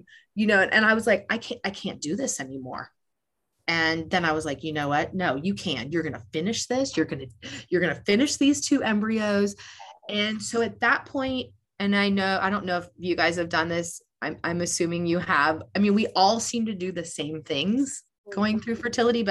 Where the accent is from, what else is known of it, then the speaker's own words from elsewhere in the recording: Des Moines, Iowa, United States; moved away; I'm from Des Moines, Iowa originally.